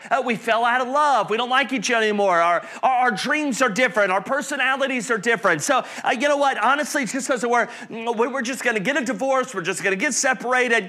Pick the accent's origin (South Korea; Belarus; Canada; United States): United States; North Carolina, Alabama, the South; now in Indianapolis, United States; I grew up in the South, North Carolina, Alabama